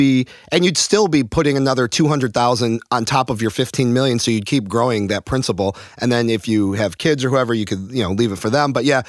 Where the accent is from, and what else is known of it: Chicago, Illinois, United States